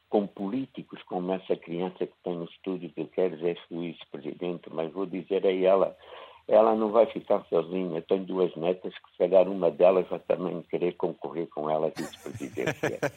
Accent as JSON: {"language": "Portuguese", "country": "Angola", "tie": "born or raised there", "moved": "yes", "lives_now": "Porto, Portugal", "said": "como angolano"}